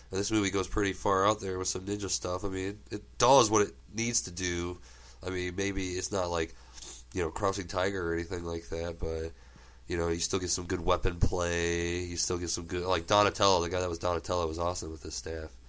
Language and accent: English; Germany; English is a second language; I grew up in Germany, and one of the first American things I ever got was the first like two or three videotapes of the turtles.